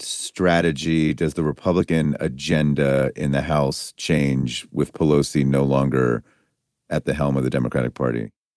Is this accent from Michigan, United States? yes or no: no; Pennsylvania, United States; I'm from Pennsylvania